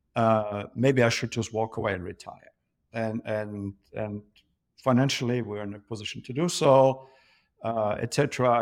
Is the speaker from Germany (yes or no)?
yes; Germany; moved away as an adult; also born or lived in London; born and raised in Germany, grown up in a pub